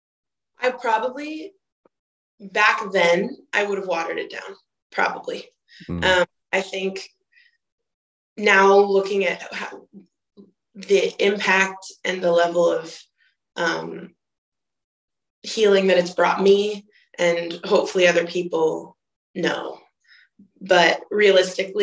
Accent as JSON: {"language": "English", "town": "Boise", "region": "Idaho", "country": "United States", "moved": "yes", "said": "I'm from Boise, Idaho."}